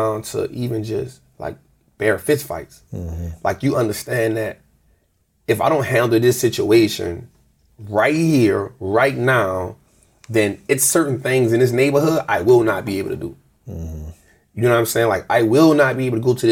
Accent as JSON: {"language": "English", "town": "New Orleans", "region": "Louisiana", "country": "United States", "tie": "born or raised there", "said": "born and raised in New Orleans"}